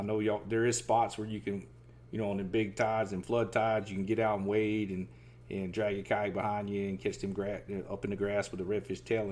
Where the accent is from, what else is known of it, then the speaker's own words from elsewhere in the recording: Southeast Georgia, United States; moved away; I grew up in Southeast Georgia, and I seen those big tide swings over there